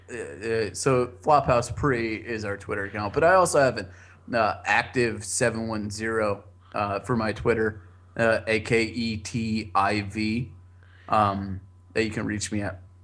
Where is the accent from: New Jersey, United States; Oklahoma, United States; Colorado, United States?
New Jersey, United States; I'm from Jersey